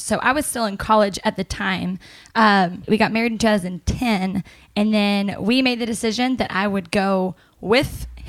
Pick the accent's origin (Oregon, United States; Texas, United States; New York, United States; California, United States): Texas, United States; Waco; I was born in Waco in the year of 1987